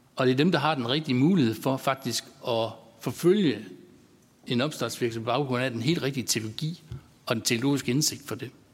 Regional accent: North Jutland, North Denmark Region, Denmark; accent: North Jutlandic; som I godt kan høre, så er jeg fra Nordjylland

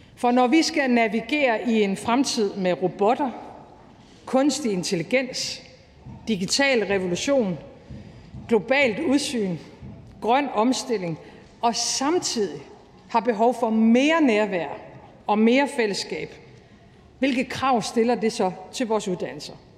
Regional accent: Aalborg, North Denmark Region, Denmark; moved away; som nordjyde. Da jeg voksede op i Aalborg i 80'erne

